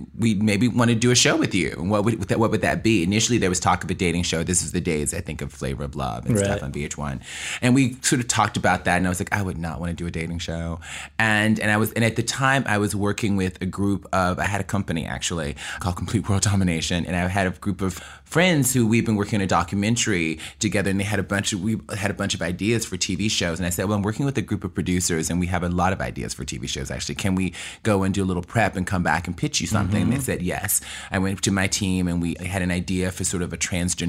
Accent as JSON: {"language": "English", "region": "New York", "country": "United States", "said": "I'm a hustler. That's how it happened. I'm from New York."}